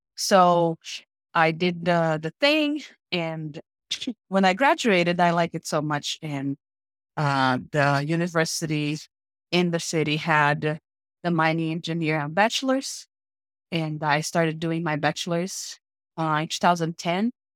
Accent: Paraíba, Brazil; English is a second language; moved away as an adult; now in United States; I am from a small town in Brazil, located, like, on the northeast of Brazil, called State of Paraíba

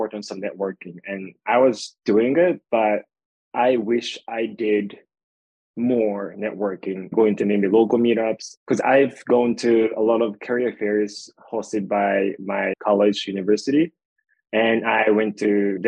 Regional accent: Japan; moved away as an adult; now in United States; I was born and raised in Japan.

